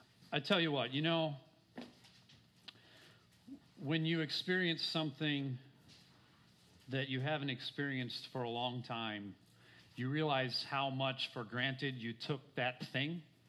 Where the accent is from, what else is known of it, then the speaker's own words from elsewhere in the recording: Minnesota, United States; now in Florida, United States; I grew up in Minnesota.